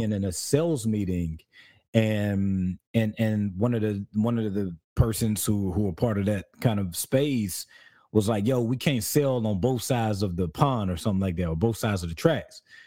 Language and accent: English; South Carolina, United States; also born or lived in California; now in Georgia, United States; I'm from South Carolina